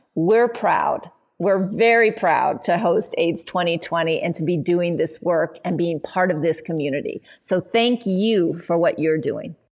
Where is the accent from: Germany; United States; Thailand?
United States; Oakland, California; growing up in Oakland and being always involved with my community